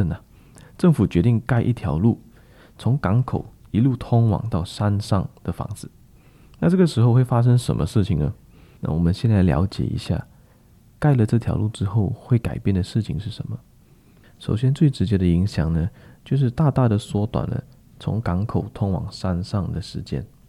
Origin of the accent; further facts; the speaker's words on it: Klang, Selangor, Malaysia; 那给大家举几个比较实际的例子哈，在我老家巴生啊，某一个商业区在发展上刚刚出售的时候，市场上都非常看好